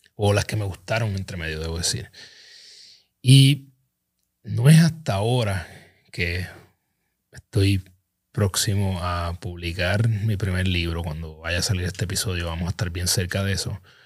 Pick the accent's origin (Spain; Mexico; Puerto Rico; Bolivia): Puerto Rico; Ponce; Ponce, mi pueblo natal